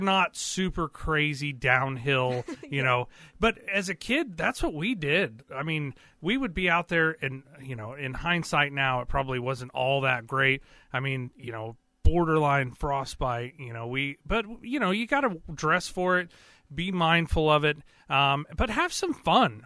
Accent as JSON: {"language": "English", "area": "Carthage, Joplin, Neosho area", "region": "Missouri", "country": "United States", "tie": "born or raised there", "also_born_or_lived": "east side of Lake Michigan, Michigan / Marionville, Missouri", "said": "I'm from around the Carthage, Joplin, Neosho kind of area. But I spent a significant amount of my time um, up north on the east side of Lake Michigan"}